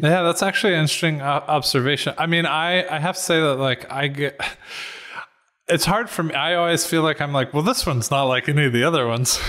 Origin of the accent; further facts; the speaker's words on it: Atlanta, Georgia, United States; moved away as an adult; also born or lived in North Carolina / New York; I'm from Atlanta uh, which is where I am now